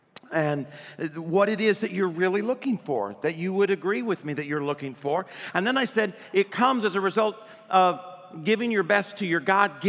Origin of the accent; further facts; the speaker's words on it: Adrian, Michigan, United States; born there; also born or lived in Arkansas; I was born in Adrian, Michigan, and when I was born, my dad, I guess, talked my mom into naming me … my dad was from Arkansas. And when we moved to Arkansas